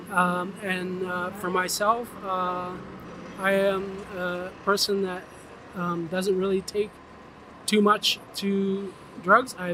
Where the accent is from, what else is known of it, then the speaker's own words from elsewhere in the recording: Norway; Uh, well, I'm from Norway, so it's difficult to say.